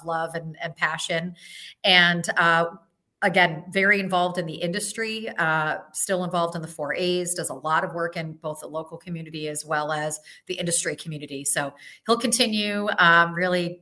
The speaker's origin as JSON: {"language": "English", "town": "Syracuse", "region": "New York", "country": "United States", "tie": "born or raised there", "said": "I grew up in Syracuse, and the reason that I stayed is to be near my family"}